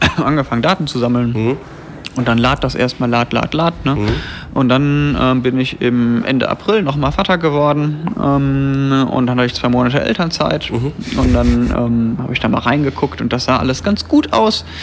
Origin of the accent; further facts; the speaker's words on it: near Bonn, North Rhine-Westphalia, Germany; Ich komme nämlich aus der Nähe von Bonn